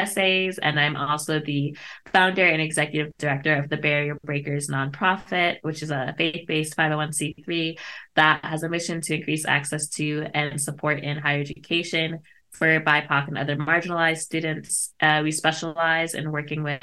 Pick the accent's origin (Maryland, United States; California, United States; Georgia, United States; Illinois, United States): Maryland, United States; Montgomery County; also born or lived in Washington, D.C.; I grew up in Montgomery County, Maryland